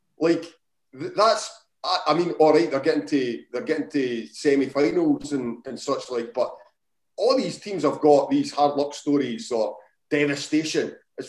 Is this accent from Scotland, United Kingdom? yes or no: yes; Scotland, United Kingdom; You just didn't, it's shite being Scottish.